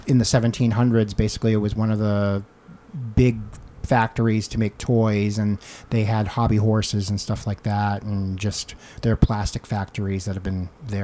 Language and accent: English; Winchendon, Massachusetts, United States; moved away as an adult; now in Connecticut, United States; I grew up in Winchendon, Massachusetts. It's a north central Mass, probably about half hour outside of Fitchburg. So right near the New Hampshire border.